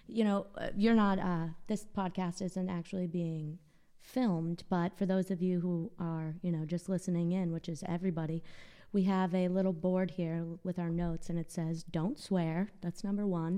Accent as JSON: {"language": "English", "town": "Boston", "region": "Massachusetts", "country": "United States", "said": "I'm from Boston"}